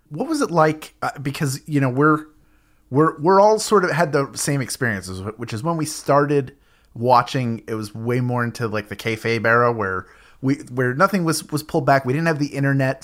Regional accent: Philadelphia, Pennsylvania, United States; my hometown, Philadelphia

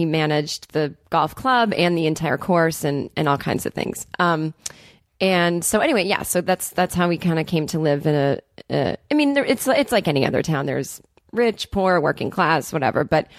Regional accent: Needham, Massachusetts, United States; I'm from Needham, Massachusetts, which is a kind of a wealthy suburb. New money outside of Boston, Massachusetts. We were not the wealthy people in town.

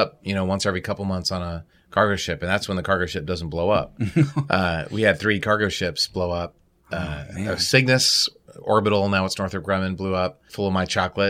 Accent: Baltimore, Maryland, United States; I was an Orioles fan growing up. I grew up in Baltimore.

